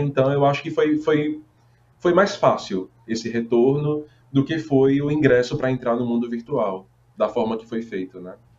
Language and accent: Portuguese; Paraíba, Brazil; moved away; also born or lived in Roraima / Fortaleza; no sertão paraibano, que é minha terra, né? Eu sou paraibano